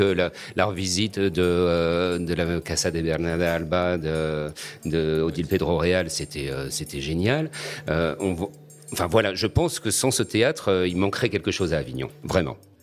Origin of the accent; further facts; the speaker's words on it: Réunion; notre petit bout de caillou perdu au milieu de l'océan Indien et dire bah nous on vient de là